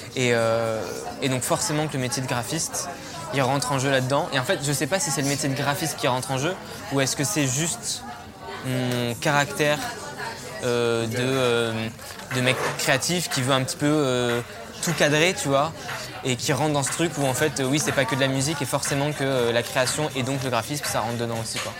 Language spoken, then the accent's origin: French; Valence, Auvergne-Rhône-Alpes, France; first language French; moved away as an adult; j'ai grandi euh, dans la Drôme, à Valence. Euh, j'ai vécu jusqu'à ce que je parte de chez moi à 18 ans